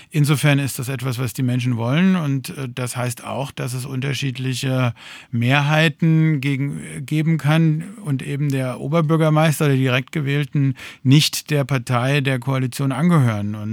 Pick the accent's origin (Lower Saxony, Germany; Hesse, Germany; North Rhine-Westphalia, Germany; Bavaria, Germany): Hesse, Germany; Darmstadt; Ich bin in Darmstadt zur Schule gegangen, habe hier Abitur gemacht an der Bertolt Brecht Schule.